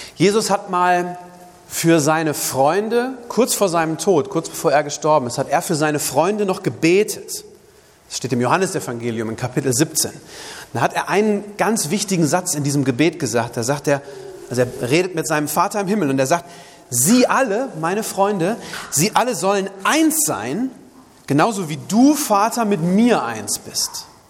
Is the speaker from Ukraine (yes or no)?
no; Germany; bei uns in Deutschland